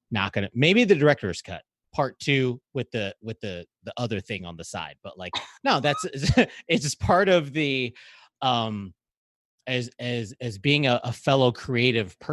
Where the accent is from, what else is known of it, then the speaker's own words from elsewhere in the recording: Hawaii, United States; I'm a Filipino American. I was raised in Hawaii